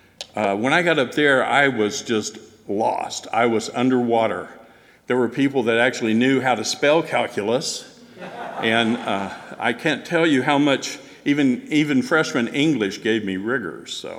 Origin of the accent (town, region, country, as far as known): Texas Panhandle, United States; born or raised there; also born or lived in Corpus Christi, Texas